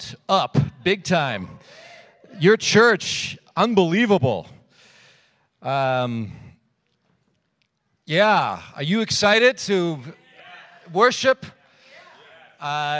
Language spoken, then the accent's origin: English; Germany; now in Denver, United States; in the United States where I now live, even though I'm originally from West Germany, or then West Germany, now it's Germany.